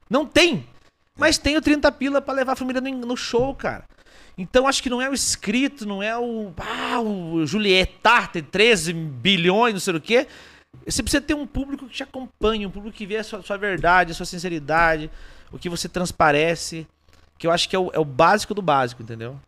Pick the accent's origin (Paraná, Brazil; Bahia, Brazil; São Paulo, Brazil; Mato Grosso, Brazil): Paraná, Brazil; interior of; also born or lived in Rio Grande do Sul; Eu sou do interior do interior do Paraná